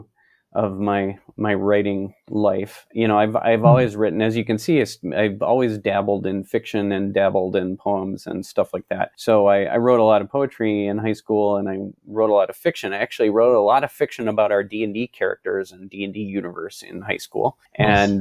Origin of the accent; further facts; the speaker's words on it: Minneapolis, Minnesota, United States; moved back to my hometown, Minneapolis